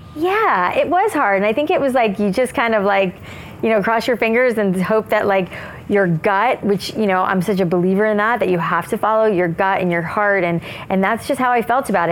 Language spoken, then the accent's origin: English; South Florida, United States; I grew up in South Florida where it was like frizzy hair